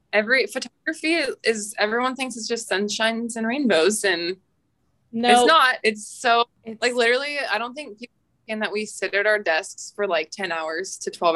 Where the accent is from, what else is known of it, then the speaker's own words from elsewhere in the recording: Paradise, California, United States; now in Gridley, United States; I'm from Paradise, but I live in Gridley now, and I basically have like two hometowns